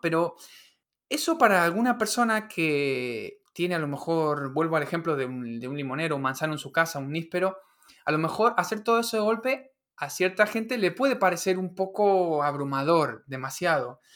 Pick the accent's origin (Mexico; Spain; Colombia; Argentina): Argentina; Patagonia; en la casa en la que me crié, en la Patagonia